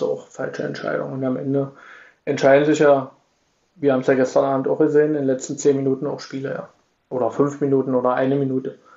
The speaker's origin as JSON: {"language": "German", "town": "Magdeburg", "region": "Saxony-Anhalt", "country": "Germany", "lives_now": "Irxleben, Germany", "said": "ich bin schon Magdeburger, ich wohne in Irksleben"}